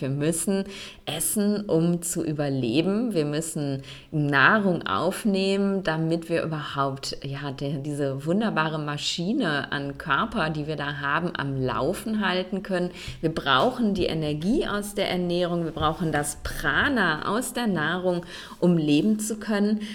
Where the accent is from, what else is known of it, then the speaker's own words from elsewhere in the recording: Germany; in Deutschland oder im deutschsprachigen Raum, also da, wo ich groß geworden bin, wo ich gelebt habe